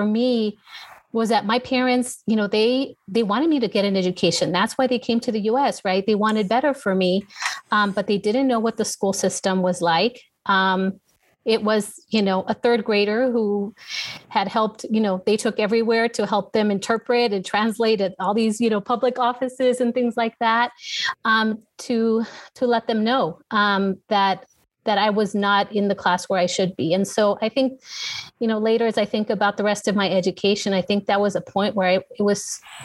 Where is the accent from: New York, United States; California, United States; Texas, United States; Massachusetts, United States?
California, United States; Los Angeles; moved away as an adult; now in San Antonio, United States; born and raised in Southern California